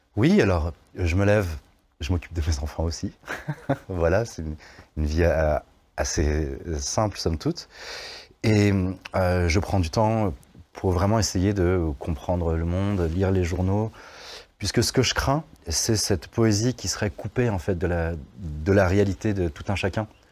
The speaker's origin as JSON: {"language": "French", "town": "Vaulx-en-Velin", "region": "Auvergne-Rhône-Alpes", "country": "France", "tie": "born or raised there", "said": "J'ai grandi au Mas du Taureau, un quartier qui a mauvaise presse"}